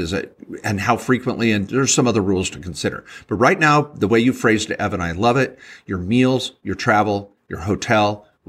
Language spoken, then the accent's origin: English; Washington, United States; I'm from Washington.